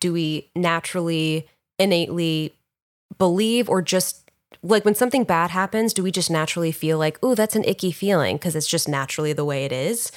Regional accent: New York, United States; I was in New York, where I was actually born

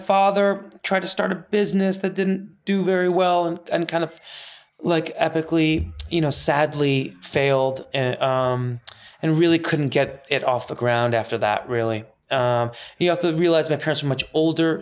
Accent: Northbrook, Illinois, United States; English is a second language; also born or lived in Iran; I grew up in Northbrook, Glenview borderline

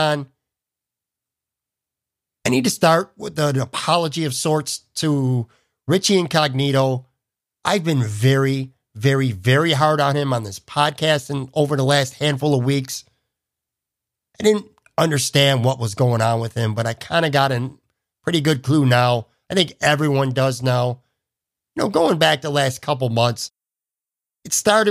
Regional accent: Buffalo, New York, United States; My hometown paper, the Buffalo News

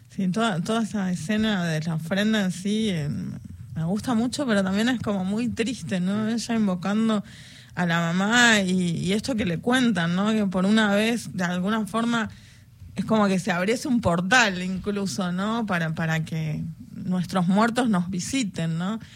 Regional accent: Buenos Aires, Argentina; somos de Buenos Aires

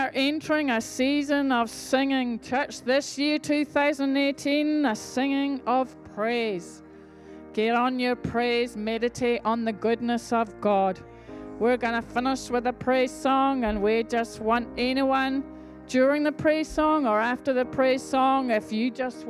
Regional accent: Scotland, United Kingdom; I'm from Scotland

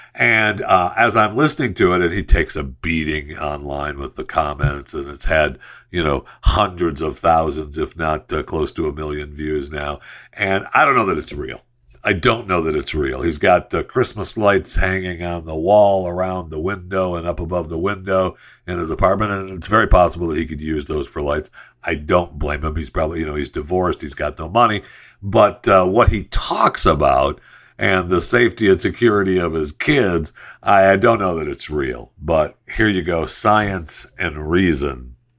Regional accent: United States; as an American and as someone who speaks English

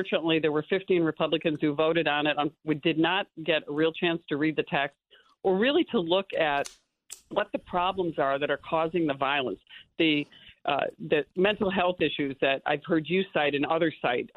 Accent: New York, United States; as a New Yorker, I live in rural upstate New York

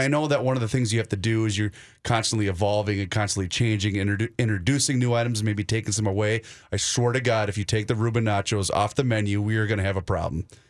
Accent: Faribault, Minnesota, United States; down in Faribault, Minnesota, my hometown.

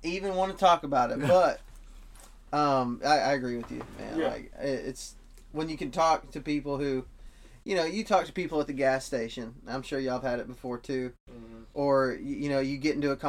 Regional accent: West Texas, United States; moved away; I'm from West Texas, and we have jackrabbits up there

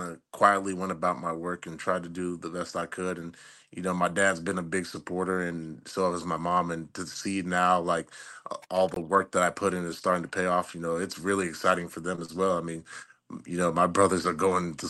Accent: Columbus, Ohio, United States; moved away as an adult; also born or lived in Kentucky; I was born and raised in Columbus, Ohio

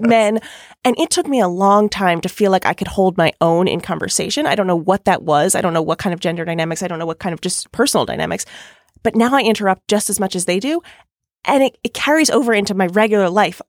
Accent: Long Island, New York, United States; accent: Long Island; my Long Island accent

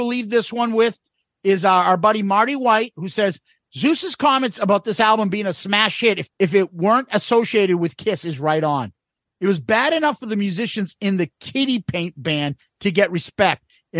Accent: Dublin, Leinster, Ireland; accent: Dublin; It sounds like you're slagging my Dublin accent.

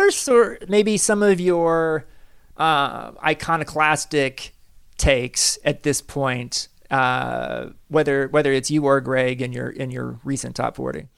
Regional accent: Kansas City, United States; I'm from Kansas City.

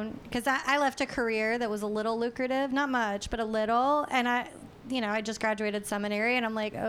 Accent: Winston-Salem, North Carolina, United States; I'm from Winston-Salem.

